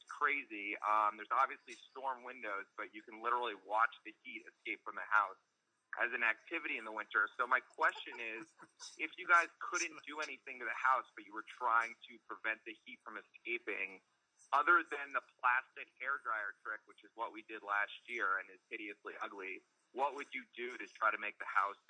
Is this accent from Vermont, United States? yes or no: no; New Hampshire, United States; now in Watertown, United States; I grew up watching you in New Hampshire